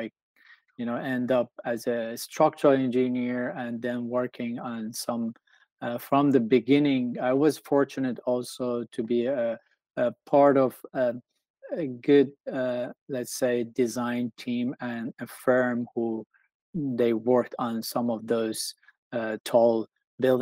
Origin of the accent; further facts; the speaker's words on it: Tehran, Tehran Province, Iran; now in United States; I grew up in Tehran, which is the capital of Iran.